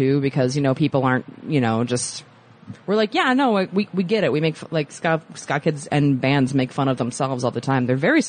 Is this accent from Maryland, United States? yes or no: yes; right outside of Annapolis, Maryland, United States; In Maryland, right outside of Annapolis, kind of.